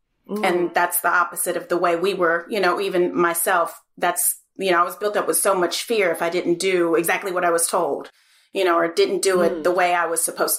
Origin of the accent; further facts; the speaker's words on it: Charlotte, North Carolina, United States; So we moved around a little bit on the East Coast and settled in Charlotte. And, you know, that's part of how I grew up in Charlotte is just living in Charlotte in the South, growing up ice skating and performing, going to school there, pretty much a normal life.